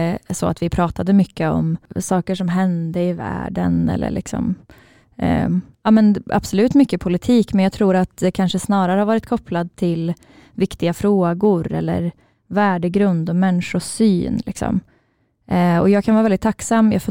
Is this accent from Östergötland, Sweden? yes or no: no; Karlstad, Värmland, Sweden; vi är ju från Karlstad eh, och jag växte upp lite utanför Karlstad i en ganska liten stad eller by.